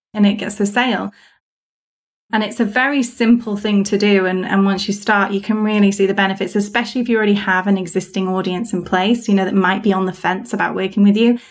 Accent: United Kingdom; being British

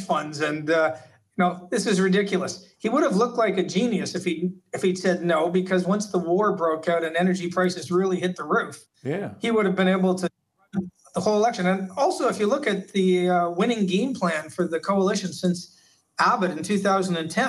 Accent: Canada; now in Australia; I come from Canada

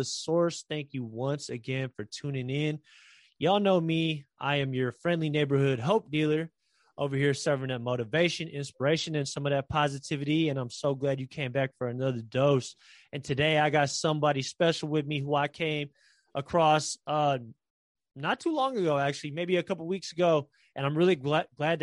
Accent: San Francisco, California, United States; I'm from San Francisco

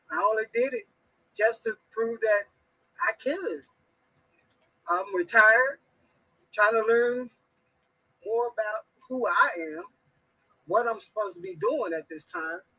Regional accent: Dallas, Texas, United States; I'm born and raised in Texas, uh, Dallas, Texas

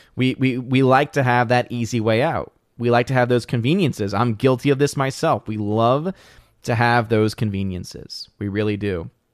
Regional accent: New Orleans, Louisiana, United States; moved away; I'm originally from New Orleans

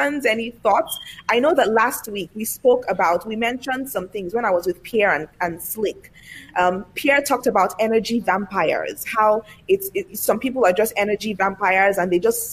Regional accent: Lagos, Nigeria; I was born and raised in Lagos, Nigeria, on the African continent.

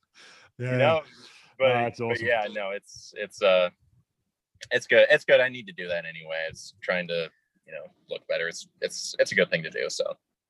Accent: Minnesota, United States; I've got a very, I'm from Minnesota, but I kind of sound, aside from a few words, a little more like, you know, Wisconsin or Chicago or something.

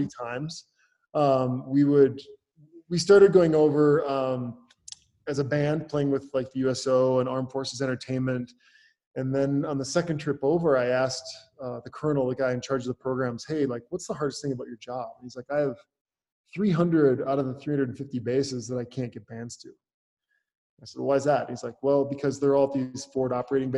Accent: Northwest Wisconsin, United States; moved away as an adult; also born or lived in Minneapolis / Los Angeles; I grew up in Northwest Wisconsin on a dairy farm

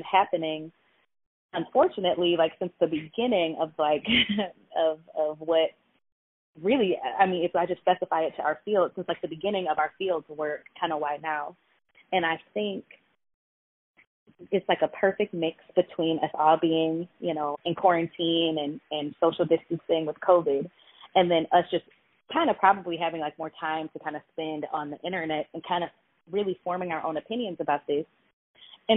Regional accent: Detroit, Michigan, United States; now in Hawaii, United States; I'm originally from Detroit.

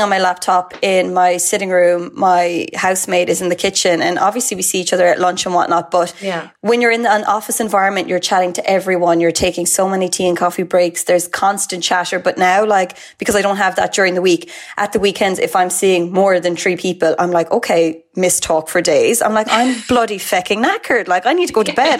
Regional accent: Mallow, Munster, Ireland; I'm from Mallow, so I'd be about 40, about 30 to 40 minutes from Douglas

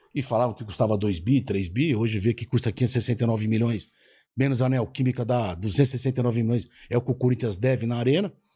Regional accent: São Paulo, Brazil; also born or lived in Limeira; meus pais vieram da Espanha nos anos 50, e nasci em Limeira, e morei a vida toda em São Paulo

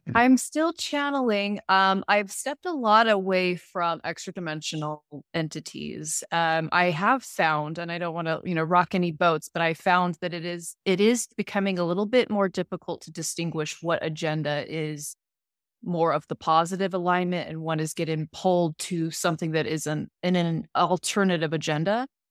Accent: Salt Lake City, Utah, United States; I was born in Salt Lake

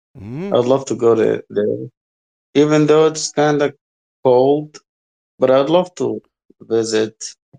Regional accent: Egypt; I'm from Egypt.

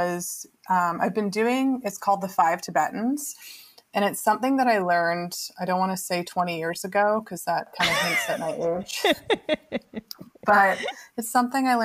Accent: Vancouver, British Columbia, Canada; now in Los Angeles, United States; I grew up in Vancouver, but I grew up outside the city. It's only 30 minutes

